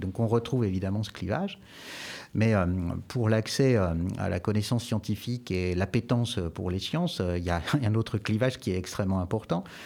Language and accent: French; Jura, Bourgogne-Franche-Comté, France; now in Poitiers, France; Je suis jurassien